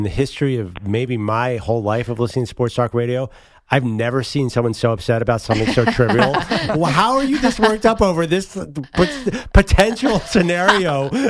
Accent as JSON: {"language": "English", "town": "Hershey", "region": "Pennsylvania", "country": "United States", "tie": "born or raised there", "said": "I grew up in Hershey Park. I know the place really well"}